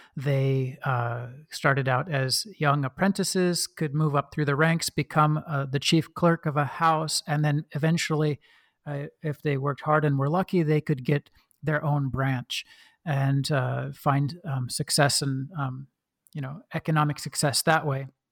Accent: Oregon, United States; accent: kind of a Midwestern; moved away; I was born and raised in Oregon

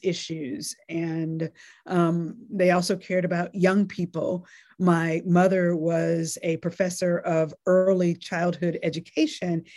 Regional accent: North Carolina, United States; also born or lived in Nashville, Tennessee; I was born in Nashville, Tennessee, and then lived in what I call my formative years in North Carolina and in a relatively small town in North Carolina

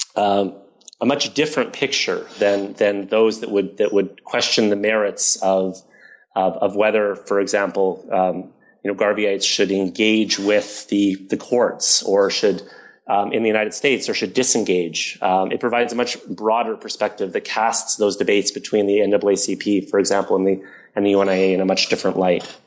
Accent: Toronto, Ontario, Canada; I grew up in Toronto

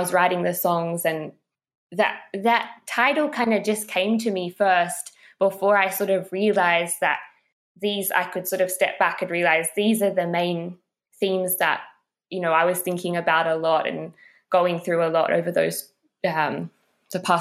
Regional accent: Australia; growing up in Australia

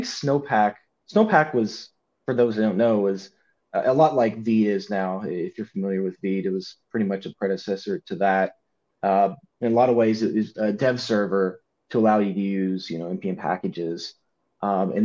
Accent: Louisville, Kentucky, United States; Come from Louisville, Kentucky

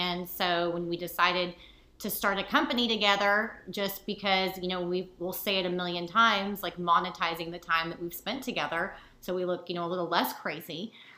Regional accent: Dallas, Texas, United States; We're from Dallas, Texas, born and raised, and this is the place that we met. We met when we were 5 years old in kindergarten.

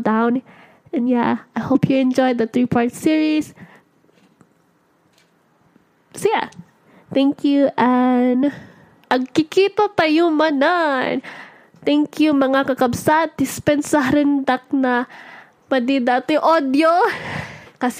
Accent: Ewa Beach, Hawaii, United States; I'm from Ewa Beach

